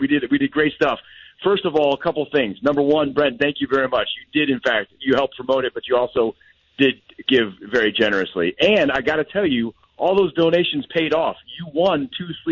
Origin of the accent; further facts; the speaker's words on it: Minnesota, United States; moved away; where I grew up in Minnesota